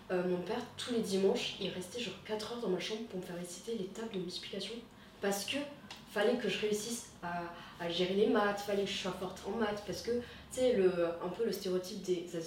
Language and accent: French; Toulouse, Occitania, France; first language Vietnamese; French is a second language; Et moi, en fait, je viens à la base de Toulouse. Et surtout, en fait, je viens de la banlieue de Toulouse, donc pas Toulouse même.